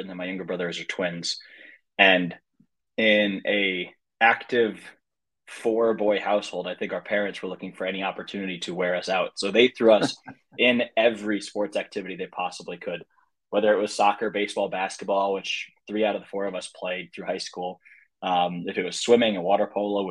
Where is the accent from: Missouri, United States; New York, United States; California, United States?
Missouri, United States; St. Louis; also born or lived in Oregon / Virginia; born and raised in St. Louis